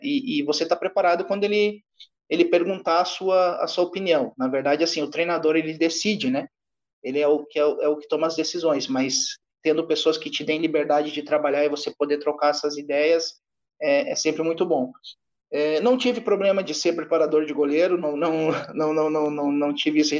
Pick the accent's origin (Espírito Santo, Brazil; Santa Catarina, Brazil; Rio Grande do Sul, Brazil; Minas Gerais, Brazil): Rio Grande do Sul, Brazil; Sou natural do Rio Grande do Sul